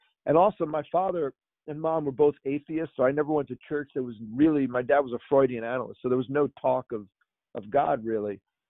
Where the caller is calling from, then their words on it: New York, United States; I am right outside of New York City in Westchester, about 30 minutes north of the city.